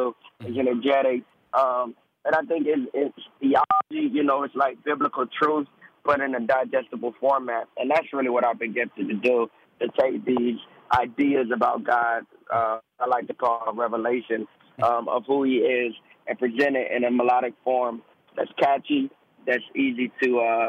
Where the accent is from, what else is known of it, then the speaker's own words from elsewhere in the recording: Georgia, United States; also born or lived in Delaware / Germany; now in South Carolina, United States; Born Delaware, first few years Germany, primarily. I grew up in Georgia, the state of Georgia, and now I'm in South Carolina.